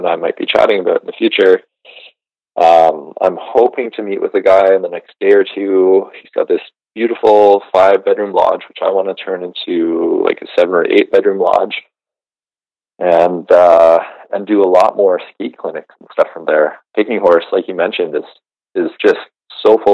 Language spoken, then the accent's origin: English; Georgian Bay, Ontario, Canada; now in Western Canada; I grew up on the Georgian Bay in Ontario